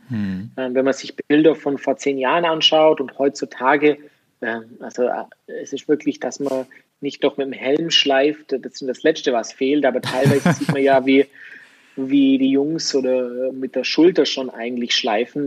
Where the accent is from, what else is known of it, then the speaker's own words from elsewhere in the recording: Germany; bei uns in Deutschland